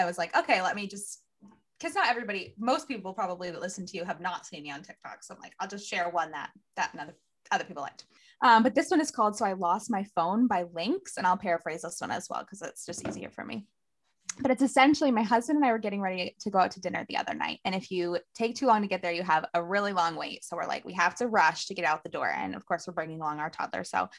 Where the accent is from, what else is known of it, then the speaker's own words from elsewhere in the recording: Maine, United States; also born or lived in Arkansas; because I was born in Arkansas, but we moved to Maine.